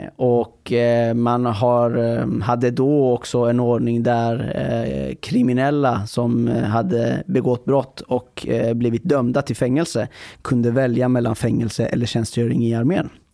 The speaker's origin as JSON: {"language": "Swedish", "country": "Iran", "moved": "yes", "lives_now": "Sweden", "said": "jag kommer från Iran eh, ett land som är ett grannland till Afghanistan"}